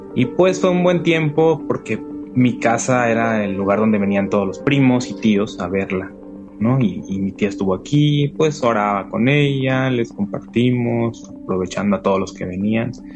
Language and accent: Spanish; La Paz, Baja California Sur, Mexico; moved away as an adult; also born or lived in Mexico City; acá en mi tierra es puro desierto